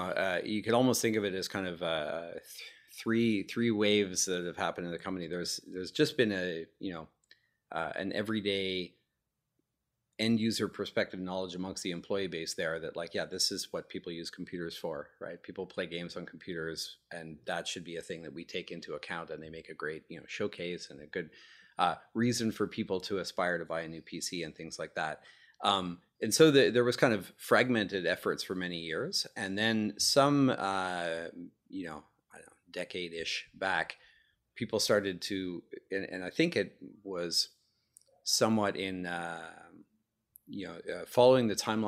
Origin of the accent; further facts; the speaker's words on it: Montreal, Quebec, Canada; I'm originally from Montreal, Canada, and I got my start at a company there called Matrox Graphics